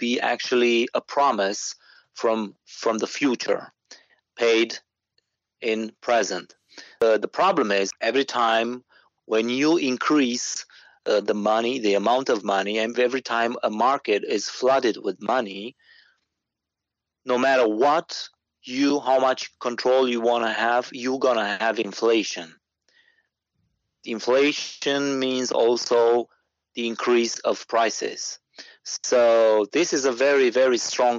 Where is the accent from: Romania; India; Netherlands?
Romania; I'm from Romania